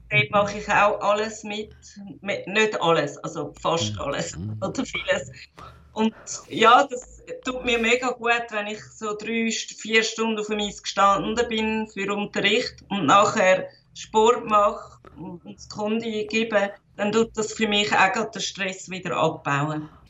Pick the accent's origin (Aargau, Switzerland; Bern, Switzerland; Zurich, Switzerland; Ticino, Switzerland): Zurich, Switzerland; Ich bin in Zürich, Wittigen geboren